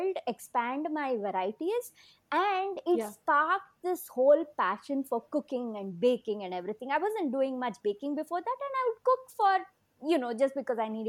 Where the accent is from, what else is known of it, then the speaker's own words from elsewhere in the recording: Bangalore, Karnataka, India; in my hometown